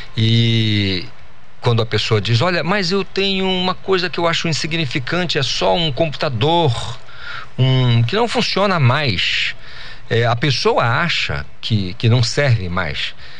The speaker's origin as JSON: {"language": "Portuguese", "region": "Amazon", "country": "Brazil", "said": "eu sou amazônida e adoro morar aqui na Amazônia"}